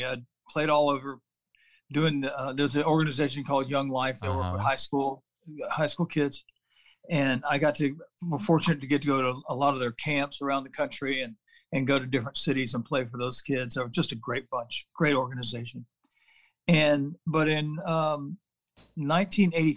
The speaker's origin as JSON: {"language": "English", "town": "Decatur", "region": "Georgia", "country": "United States", "tie": "born or raised there", "also_born_or_lived": "Aiken, South Carolina", "said": "I was born in Aiken, South Carolina, moved to Atlanta when I was a kid, about 8 years old, and lived in Decatur, Georgia, just a suburb of Atlanta"}